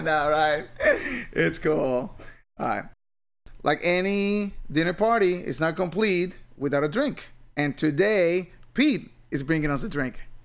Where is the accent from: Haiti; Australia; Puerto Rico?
Puerto Rico; I grew up in Puerto Rico